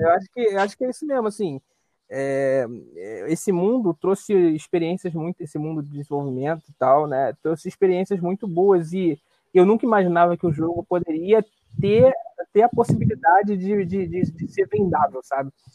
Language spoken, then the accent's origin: Portuguese; Rio de Janeiro, Brazil; sou carioca.